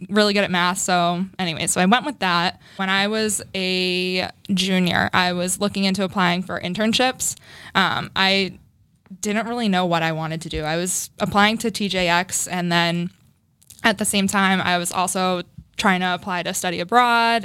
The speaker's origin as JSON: {"language": "English", "town": "Framingham", "region": "Massachusetts", "country": "United States", "tie": "born or raised there", "said": "I grew up in Framingham. Mm-hmm. Um, I live in Framingham now, still too"}